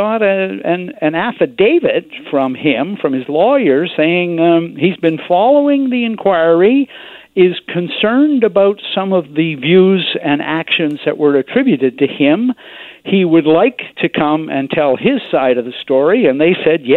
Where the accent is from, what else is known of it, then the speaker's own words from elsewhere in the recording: British Columbia, Canada; being a British Columbian